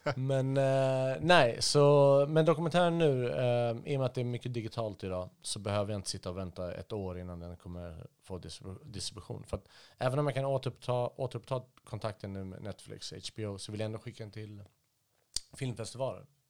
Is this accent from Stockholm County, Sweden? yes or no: yes; Stockholm, Stockholm County, Sweden; moved away as an adult; also born or lived in Halmstad / Iraq; så bounceade vi omkring lite här och där tills jag landade i Stockholm 1988. Så växte jag upp där